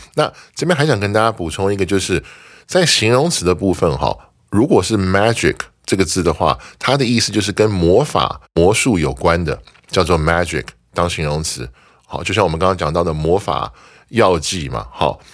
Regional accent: Taiwan; 我们台湾人

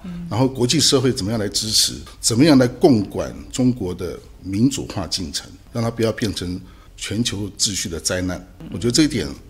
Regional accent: Taiwan; 我们台湾人有很多的这个，啊，大陆， 大陆的他的这个亲戚嘛

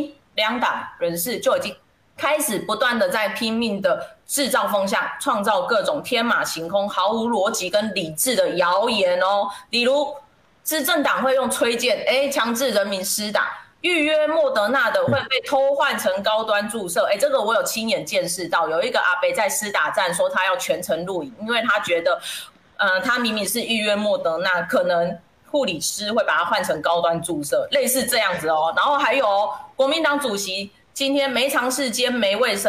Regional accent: Taiwan; 身为台湾人，

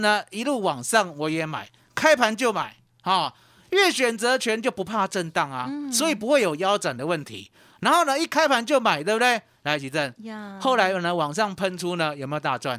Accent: Yonghe, New Taipei, Taiwan; moved away; also born or lived in Kaohsiung; 我是台北来的，对。哦，新北永和

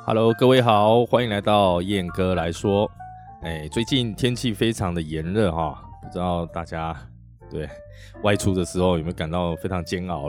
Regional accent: Taiwan; 在我们台湾，我们台湾人

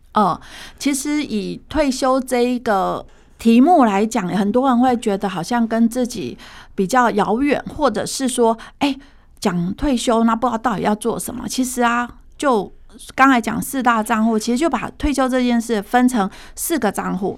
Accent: Taiwan; 其实平均现在目前我们台湾人大概是平均被照顾的

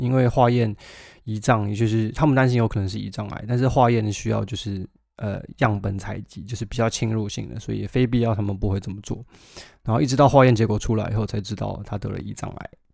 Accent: Taiwan; moved away as an adult; now in United Kingdom; 我们在台湾长大的孩子

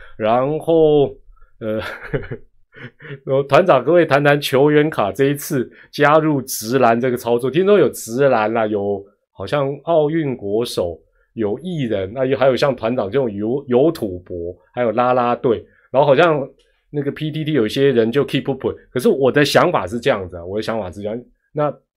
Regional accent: Taiwan; 当我们台湾当地主队的时候

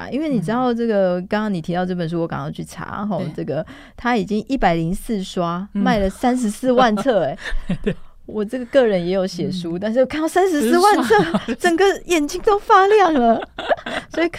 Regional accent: Taiwan; 就是我们台湾人喜欢的关系取向嘛。

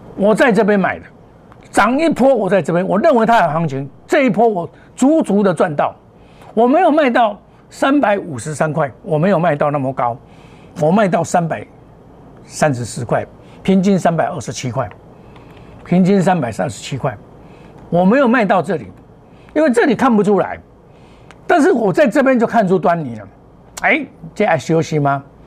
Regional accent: Taiwan; 在我们台湾的考试考第一名啊

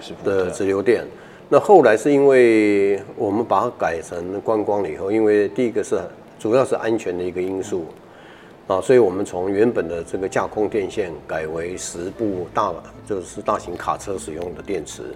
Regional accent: Keelung, Taiwan; 我们是基隆人

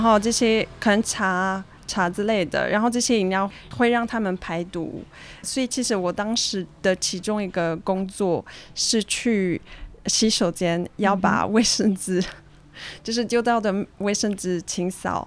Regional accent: Switzerland; first language French; Chinese is a second language; moved away as an adult; now in Taiwan; 我跟我的哥哥也都在瑞士出生长大

